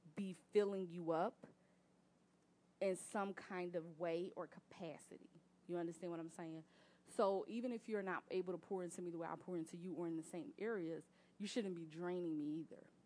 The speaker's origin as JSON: {"language": "English", "town": "Philadelphia", "region": "Pennsylvania", "country": "United States", "said": "I'm from North Philly"}